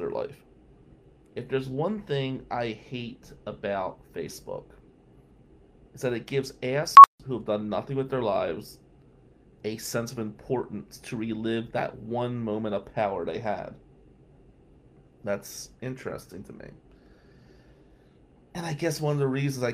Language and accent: English; Atlantic City, New Jersey, United States; moved away as an adult; also born or lived in Lansing, Michigan; now in Michigan, United States; growing up in Ducktown in the 90s as the only white kid in our neighborhood